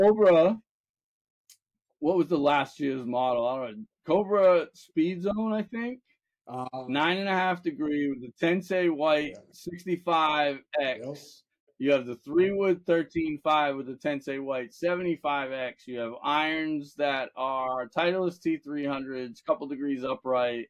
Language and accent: English; Fairhaven, Massachusetts, United States; I grew up in the New Bedford, Mass area